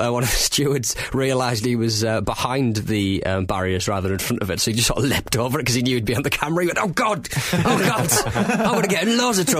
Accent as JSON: {"language": "English", "town": "Hartlepool", "region": "North East England", "country": "United Kingdom", "tie": "born or raised there", "said": "Hartlepool, my hometown"}